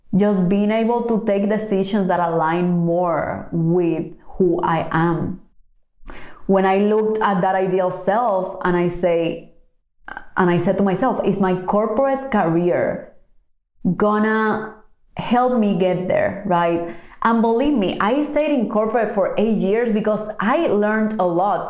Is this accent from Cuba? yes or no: yes; Cuba; moved away; growing up in Cuba